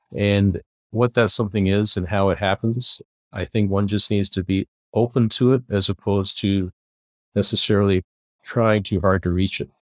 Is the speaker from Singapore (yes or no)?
no; Kingston, Ontario, Canada; moved away as an adult; also born or lived in Belfast, Northern Ireland; now in San Diego, United States; we moved across the pond, as they say, to Canada and found ourselves living in Kingston, Ontario, Canada, and lived there for my, the rest of my schooling